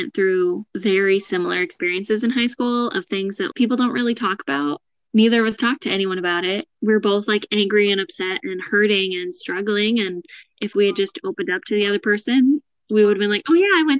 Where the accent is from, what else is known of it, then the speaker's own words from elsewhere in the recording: Washington, United States; moved away as an adult; also born or lived in Cambridge, United Kingdom; now in Iowa, United States; We grew up in Washington together.